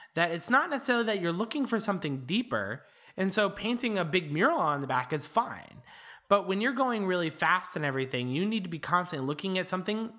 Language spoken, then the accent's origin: English; St. Louis, Missouri, United States; I grew up in Saint Louis